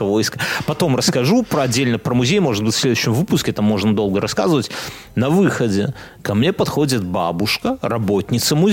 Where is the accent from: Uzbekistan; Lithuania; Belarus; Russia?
Lithuania; Vilnius, Vilnius County; now in Poland; Я из Вильнюса приехал, то есть Вильнюс это не Европа в ее, наверное, картине мира, да?